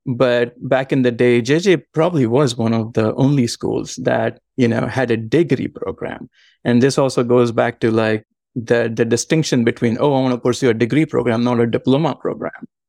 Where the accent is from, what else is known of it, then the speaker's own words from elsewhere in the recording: Mumbai, Maharashtra, India; moved away as an adult; also born or lived in Savannah, Georgia, United States; now in Georgia, United States; I was born and raised in Mumbai, in a suburb of Mumbai called Villaparle.